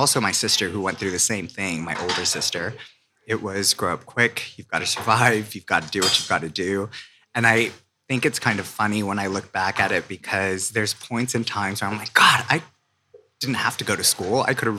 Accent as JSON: {"language": "English", "town": "San Francisco", "region": "California", "country": "United States", "tie": "born or raised there", "said": "So I grew up originally in San Francisco."}